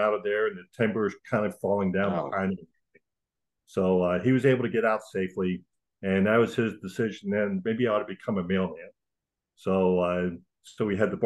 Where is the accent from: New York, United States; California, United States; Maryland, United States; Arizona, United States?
Maryland, United States; Frostburg; I was born and raised in a little town called Frostburg, Maryland, out in the western part of the state.